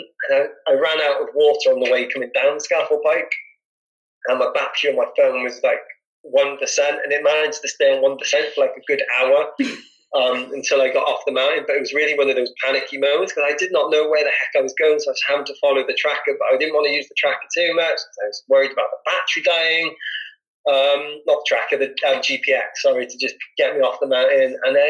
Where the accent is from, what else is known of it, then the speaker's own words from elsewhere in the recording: Wales, United Kingdom; Obviously, I'm a Welsh. I'm really proud to be Welsh.